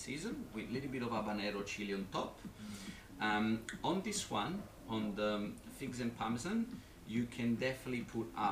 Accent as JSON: {"language": "English", "town": "Naples", "region": "Campania", "country": "Italy", "moved": "yes", "said": "where I'm from Naples"}